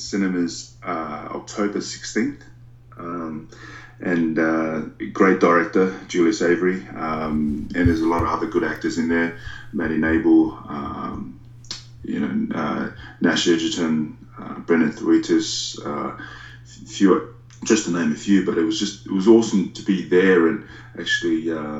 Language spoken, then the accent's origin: English; Australia; us Aussies